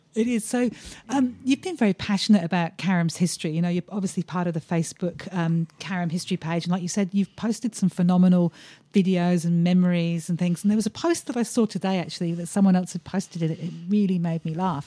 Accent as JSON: {"language": "English", "region": "England", "country": "United Kingdom", "moved": "yes", "lives_now": "Australia", "said": "I'm English"}